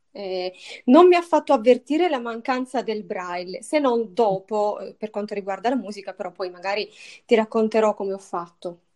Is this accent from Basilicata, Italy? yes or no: yes; Matera, Basilicata, Italy; io ho 31 anni, sono di Matera, sono lucana